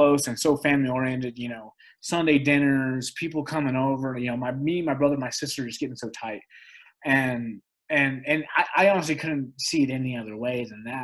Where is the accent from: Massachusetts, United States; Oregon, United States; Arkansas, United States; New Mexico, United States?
New Mexico, United States; Albuquerque; Albuquerque's home. I love it. I grew up here